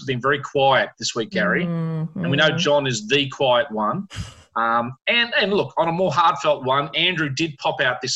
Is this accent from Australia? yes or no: yes; Australia; being Australian and being a young band here